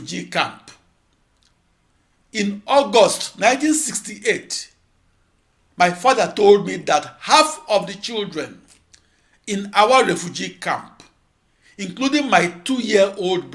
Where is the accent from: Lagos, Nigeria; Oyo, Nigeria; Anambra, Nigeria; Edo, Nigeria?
Anambra, Nigeria; Onitsha; also born or lived in Obinomba, Nigeria; my ancestral hometown of Onitsha, Biafra